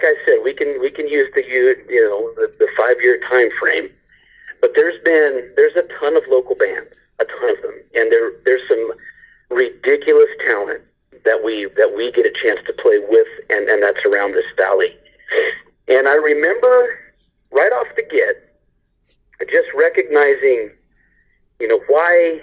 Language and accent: English; Southern Oregon, United States; we're from Southern Oregon